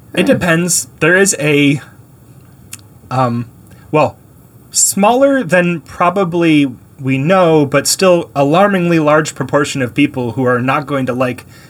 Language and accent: English; Canada; now in United States; I was born in Canada.